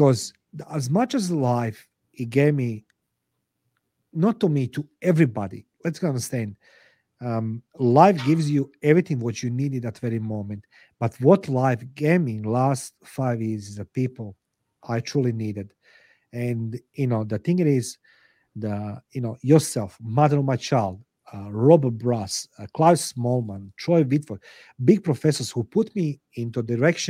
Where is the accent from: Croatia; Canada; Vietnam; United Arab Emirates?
Croatia; English is a second language; moved away as an adult; now in Australia; I come to Australia in 98 as a head of intelligence for Croatian government in Croatian embassy in Canberra, in Australia.